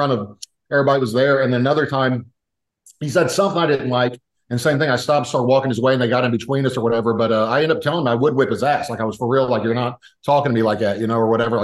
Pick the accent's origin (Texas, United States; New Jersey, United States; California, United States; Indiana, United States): Indiana, United States; moved away; I was from Indiana